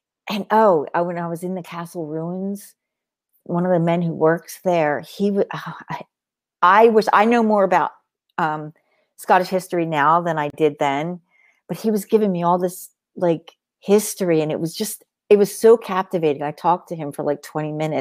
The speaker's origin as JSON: {"language": "English", "town": "Long Beach Island", "region": "New Jersey", "country": "United States", "tie": "born or raised there", "moved": "yes", "lives_now": "Pennsylvania, United States", "said": "I grew up on Long Beach Island, New Jersey. I spent all of my summers there and some of my winters."}